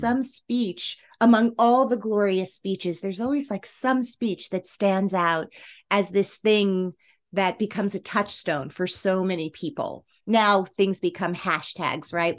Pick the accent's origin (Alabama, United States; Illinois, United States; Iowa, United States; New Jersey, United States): New Jersey, United States; I grew up in New Jersey